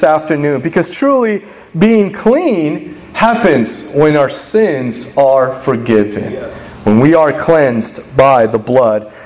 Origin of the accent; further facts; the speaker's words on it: Los Angeles, California, United States; moved away as an adult; now in Texas, United States; I'm from Los Angeles